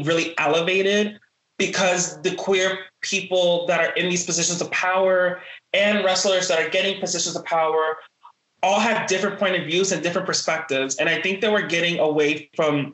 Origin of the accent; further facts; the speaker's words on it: New York City, New York, United States; also born or lived in Norfolk, Virginia; I'm born and raised in the South Bronx